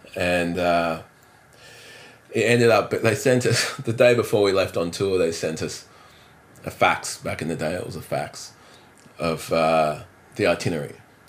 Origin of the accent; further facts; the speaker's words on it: Adelaide, South Australia, Australia; also born or lived in Netherlands; So I was born in Holland. My mum was living in Europe with my dad in France, in Paris, and. And then shortly after I was born, they separated. Well, Mum wanted to bring me up in Australia, so but back in Adelaide